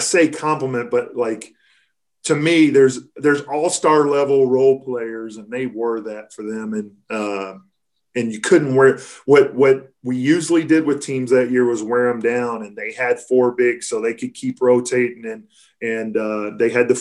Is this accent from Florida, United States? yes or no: no; Kentucky, United States; growing up in Kentucky